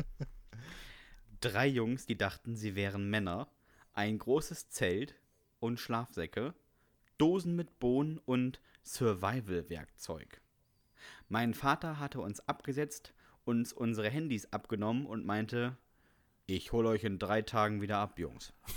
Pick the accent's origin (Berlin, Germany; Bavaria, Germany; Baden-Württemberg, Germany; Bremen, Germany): Bremen, Germany; ich komme ja aus Bremen.